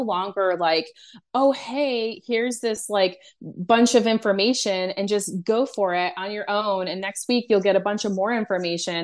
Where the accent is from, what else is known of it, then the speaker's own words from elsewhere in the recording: United States; I'm American